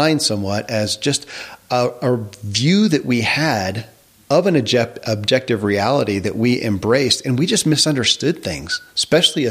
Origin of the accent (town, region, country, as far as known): Kentucky, United States; born or raised there